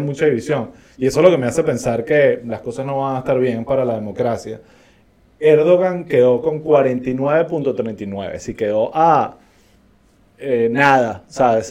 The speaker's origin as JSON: {"language": "Spanish", "country": "Venezuela", "said": "como venezolanos sabemos"}